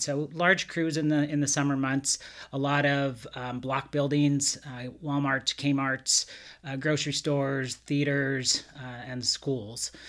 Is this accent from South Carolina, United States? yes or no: no; Montana, United States; moved away as an adult; now in California, United States; growing up in Montana, I didn't see much diversity